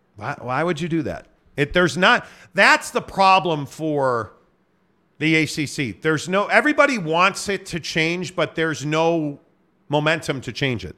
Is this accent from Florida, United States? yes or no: no; Chicago, Illinois, United States; growing up in Chicago